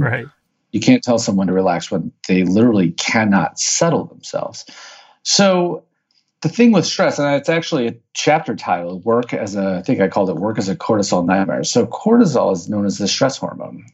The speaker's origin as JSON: {"language": "English", "town": "St. Louis", "region": "Missouri", "country": "United States", "tie": "born or raised there", "said": "born and raised in St. Louis, Missouri"}